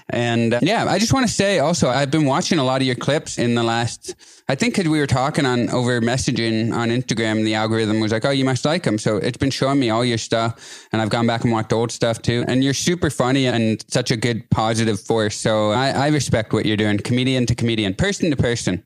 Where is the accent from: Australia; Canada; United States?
Canada; an hour outside Toronto, Ontario; I'm from a place like an hour outside Toronto